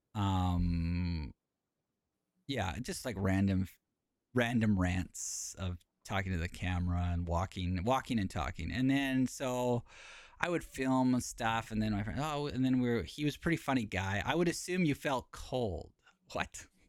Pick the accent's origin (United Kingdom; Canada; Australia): Canada; moved away as an adult; now in Japan; So I'm r, from Canada, uh, and actually Palbert is the closest, biggest city from my hometown.